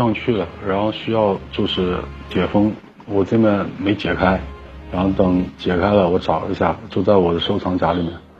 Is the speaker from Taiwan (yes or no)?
no; Wenzhou, Zhejiang, China; 温州的，